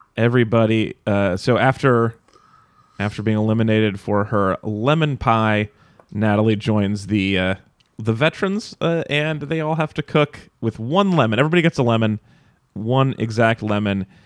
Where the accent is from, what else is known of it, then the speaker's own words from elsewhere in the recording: Nevada, United States; moved away; I grew up in Nevada